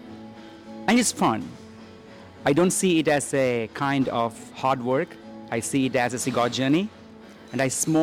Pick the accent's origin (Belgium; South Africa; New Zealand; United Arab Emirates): United Arab Emirates; Dubai; I was born in Dubai